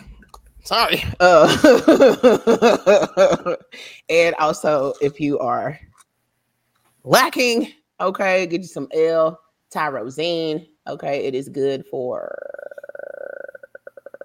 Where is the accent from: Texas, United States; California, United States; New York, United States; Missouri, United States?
Texas, United States; Dallas; moved away; I'm from Dallas